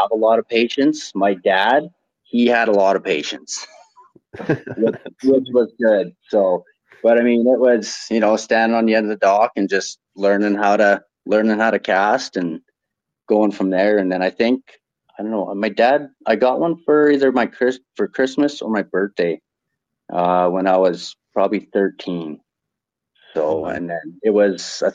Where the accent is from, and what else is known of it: Pincher Creek, Alberta, Canada; born or raised there; moved away as an adult; also born or lived in Lethbridge